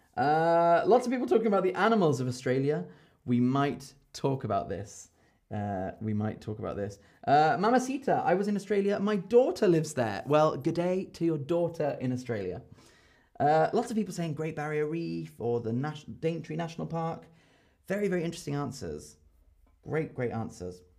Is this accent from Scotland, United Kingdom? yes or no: no; London, United Kingdom; I'm from London